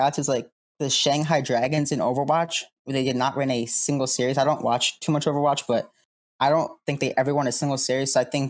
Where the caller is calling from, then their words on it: Long Island, New York, United States; Long Island, yes, New York.